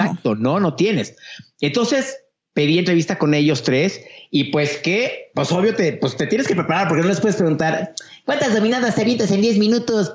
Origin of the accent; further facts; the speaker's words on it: Mexico; yo como mexicano